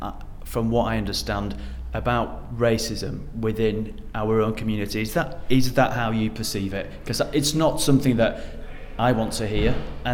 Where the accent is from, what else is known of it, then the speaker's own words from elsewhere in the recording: Leeds, Yorkshire and the Humber, United Kingdom; now in London, United Kingdom; I'm a Leeds lad. I'm from Yorkshire originally. We're down here in the corner of South London.